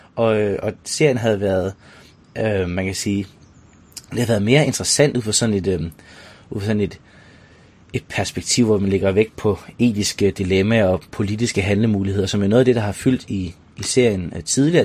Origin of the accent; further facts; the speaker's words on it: Denmark